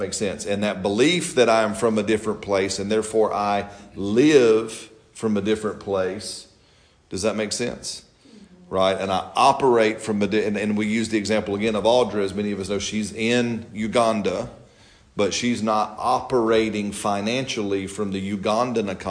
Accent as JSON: {"language": "English", "region": "Alabama", "country": "United States", "said": "I'm from Alabama"}